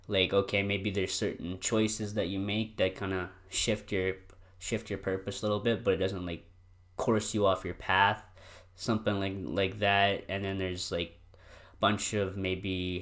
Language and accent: English; Drayton Valley, Alberta, Canada; I was born in Drayton